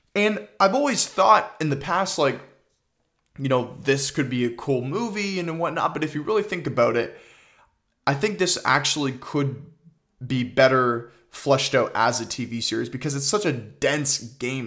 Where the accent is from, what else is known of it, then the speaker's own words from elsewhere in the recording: Toronto, Ontario, Canada; I'm from Toronto